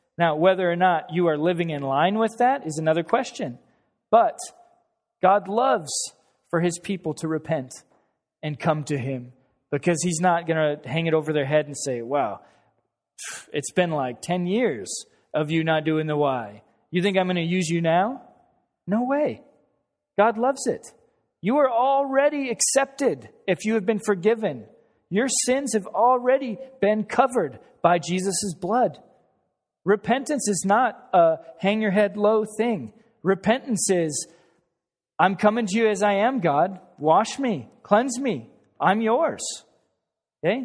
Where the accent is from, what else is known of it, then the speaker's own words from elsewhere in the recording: Wyoming, United States; moved away; I'm from Wyoming